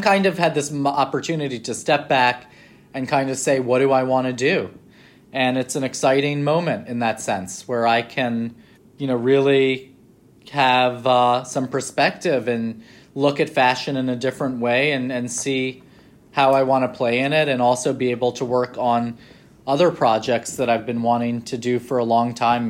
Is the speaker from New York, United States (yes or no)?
yes; New York, United States; moved away as an adult; also born or lived in London; growing up in New York